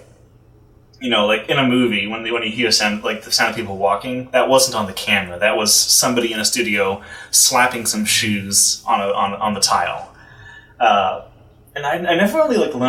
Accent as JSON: {"language": "English", "town": "Houston", "region": "Texas", "country": "United States", "moved": "yes", "lives_now": "New York, United States", "said": "I'm from Houston"}